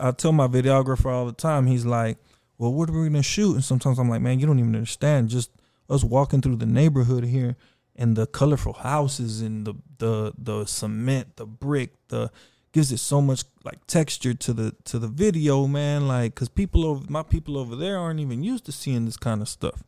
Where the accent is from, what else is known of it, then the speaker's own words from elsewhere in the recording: Austin, Texas, United States; also born or lived in Houston, Texas / Mexico; I was raised in South Austin since three years old